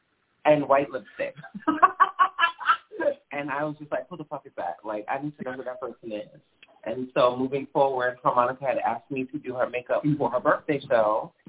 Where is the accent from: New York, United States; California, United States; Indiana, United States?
New York, United States; Long Island; I'm from Long Island, but my grandparents, my mother's mother and father are both first generation New Yorkers, and my grandparents on both sides are Southern. So I have a very classic Southern upbringing, but within the context of New York.